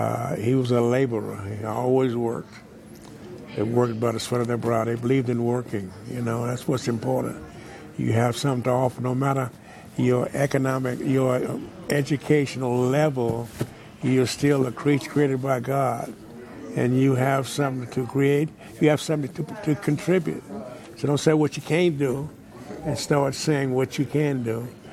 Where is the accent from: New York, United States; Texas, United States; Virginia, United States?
Texas, United States; Wichita Falls; I grew up in Wichita Falls, Texas, 601 Dallas Street.